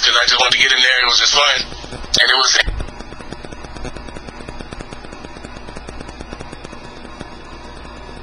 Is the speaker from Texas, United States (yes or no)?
yes; Houston, Texas, United States; now in Atlanta, United States; I'm from Houston